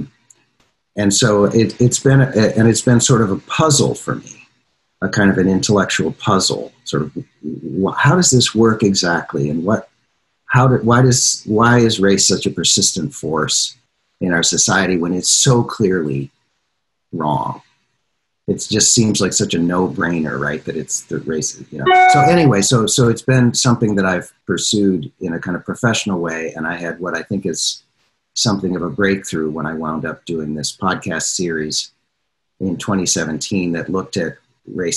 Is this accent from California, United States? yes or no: no; Minnesota, United States; growing up in a smallish town in Minnesota in the 70s and so on, which was a virtually entirely white place